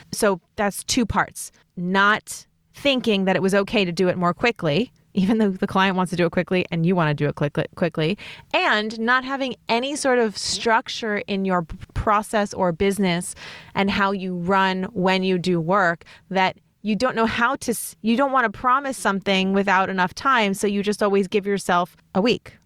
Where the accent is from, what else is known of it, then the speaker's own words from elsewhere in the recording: New York City, New York, United States; I grew up in New York City